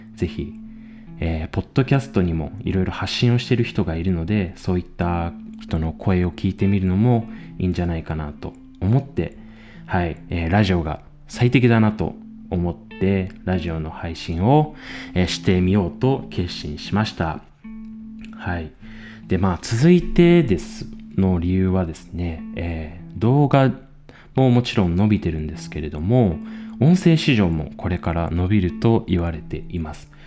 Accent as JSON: {"language": "Japanese", "region": "Chiba", "country": "Japan", "tie": "born or raised there", "also_born_or_lived": "Tokyo", "moved": "as an adult", "lives_now": "Austria", "said": "千葉県出身の26"}